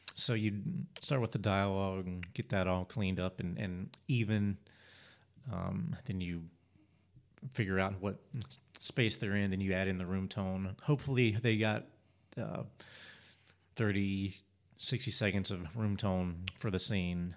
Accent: Spartanburg, South Carolina, United States; I grew up in Spartanburg.

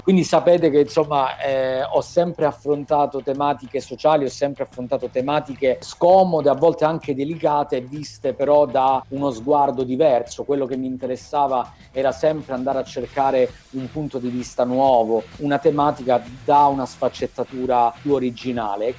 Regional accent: Calabria, Italy; io sono calabrese

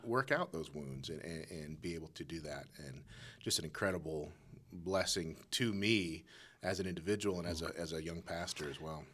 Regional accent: Colorado Springs, Colorado, United States; I was born, born and raised in Colorado Springs

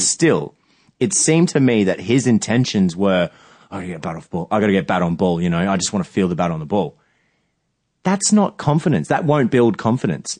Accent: Australia; as an Australian

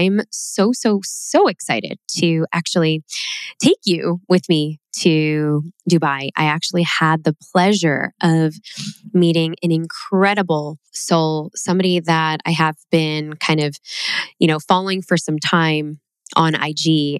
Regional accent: Chicago, Illinois, United States; very close to where I grew up in Chicago.

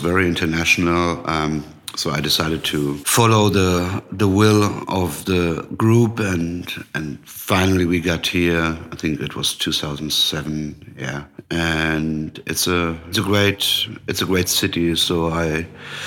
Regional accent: Frankfurt area, Hesse, Germany; moved away as an adult; also born or lived in Hanau; now in Berlin, Germany; I was born in Hanau. That's a small city next to Frankfurt. But I grew up in a smaller village where my father built a house. So I grew up most of the time, or I lived most of the time in my life in Frankfurt.

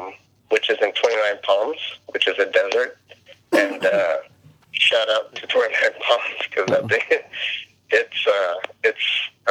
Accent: Okinawa, Japan; born there; Okay, so I was born in Okinawa, Japan, by two Filipino people, citizens, and it was on a naval base in Okinawa

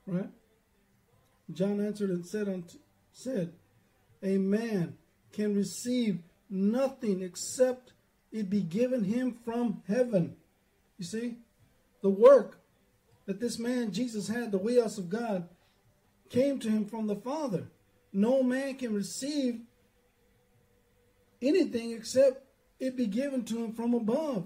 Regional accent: Dillon, Texas, United States; we grew up over there in Dillon

